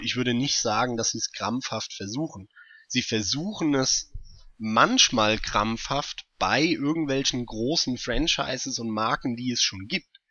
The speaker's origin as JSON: {"language": "German", "country": "Germany", "said": "hier bei uns in Deutschland"}